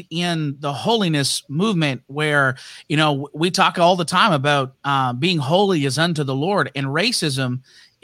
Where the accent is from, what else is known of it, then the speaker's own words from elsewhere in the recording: Hamilton, Ontario, Canada; I'm from Hamilton, Ontario, Canada